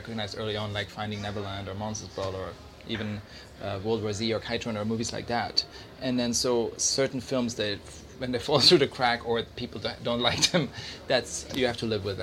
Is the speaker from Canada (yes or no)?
no; Switzerland; I grew up in Switzerland in the mountains